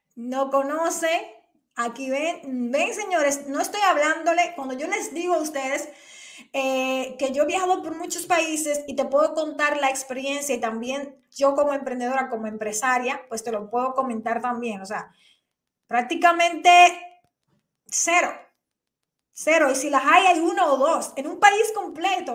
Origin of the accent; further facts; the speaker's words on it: Dominican Republic; aquí en mi país, República Dominicana